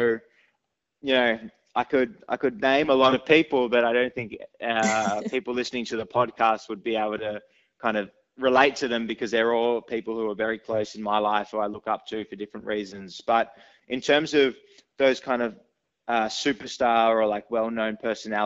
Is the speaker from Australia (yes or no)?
yes; Sydney, New South Wales, Australia; born and raised in Sydney